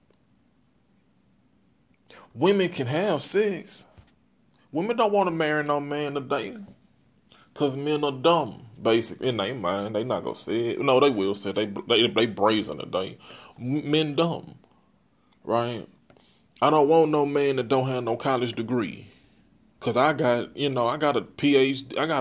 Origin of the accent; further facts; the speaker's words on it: Texas, United States; I'm from Texas